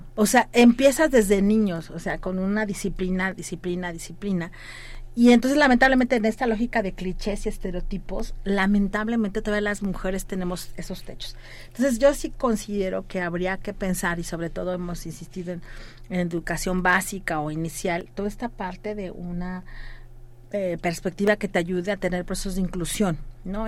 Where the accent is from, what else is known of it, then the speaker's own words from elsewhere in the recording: Mexico; como mexicanos y mexicanas